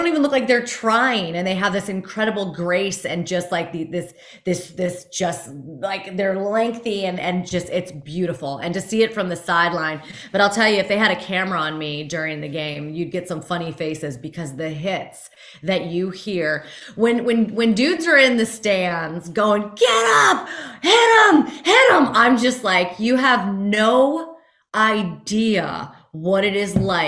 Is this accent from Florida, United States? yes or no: yes; Fort Lauderdale, Florida, United States; I'm in my 40s and I grew up in Fort Lauderdale.